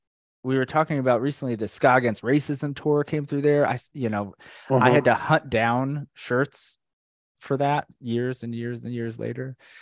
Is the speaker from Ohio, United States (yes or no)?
no; Orlando, Florida, United States; moved away as an adult; also born or lived in New York; So Abby and I grew up in Orlando, Florida.